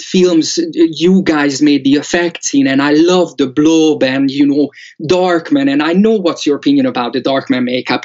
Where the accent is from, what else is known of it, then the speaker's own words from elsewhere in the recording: Hódmezővásárhely, Csongrád-Csanád, Hungary; English is a second language; moved away; I was born in Hungary, southeast